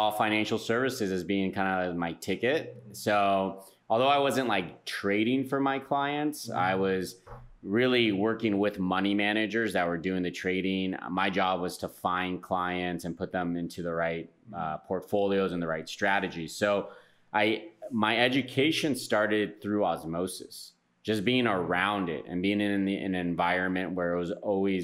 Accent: San Francisco, California, United States; moved away as an adult; now in Tulum, Mexico; born and raised in San Francisco, California, and moved down to Tulum last year

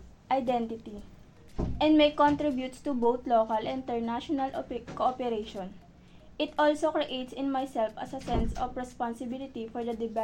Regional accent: Philippines; my values as a Filipino citizen.

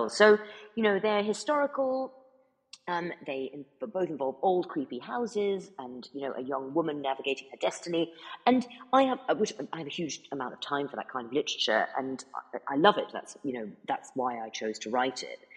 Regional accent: United States; also born or lived in United Kingdom; because I was born in America, as you very kindly said earlier, and I grew up. Mo- more of my childhood was spent here than it was in because I'm actually

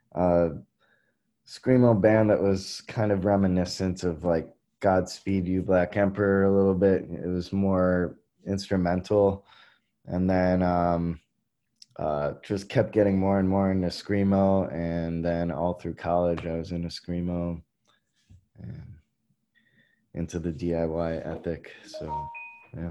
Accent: Illinois, United States; moved away as an adult; now in Milwaukee, United States; I grew up in Illinois

